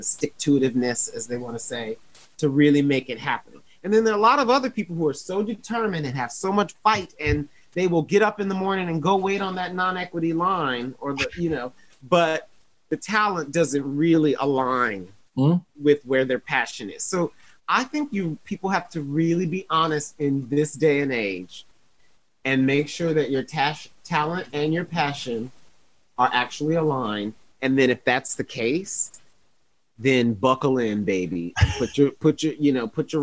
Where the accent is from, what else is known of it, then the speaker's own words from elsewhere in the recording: Toledo, Ohio, United States; I'm from Toledo, Ohio